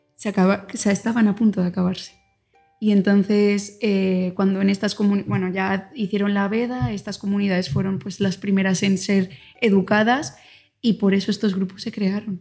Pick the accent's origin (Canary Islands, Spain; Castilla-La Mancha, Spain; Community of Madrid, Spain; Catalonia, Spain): Community of Madrid, Spain; Alcalá de Henares; moved away as an adult; now in Oaxaca, Mexico; soy española, nací en Alcalá de Henares.